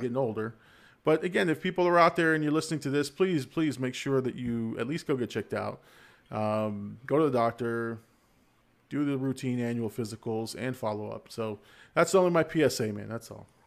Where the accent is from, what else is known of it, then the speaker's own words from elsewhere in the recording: Florida, United States; I'm from Florida